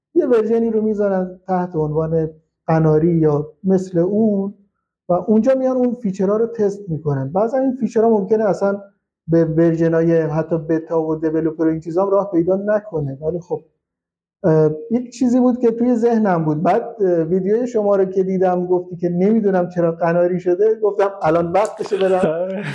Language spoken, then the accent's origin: Persian; Shush, Khuzestan, Iran; من اهل خوزستانم شهرستان شوش